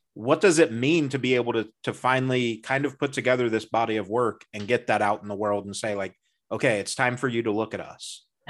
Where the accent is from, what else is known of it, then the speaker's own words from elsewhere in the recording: Midwest, United States; I'm from the Midwest